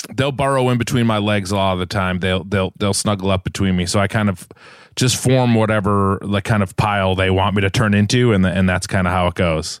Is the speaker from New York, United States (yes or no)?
no; Massachusetts, United States; moved away as an adult; also born or lived in Los Angeles; I grew up in New England, in Massachusetts, uh, in this house here that I'm in right now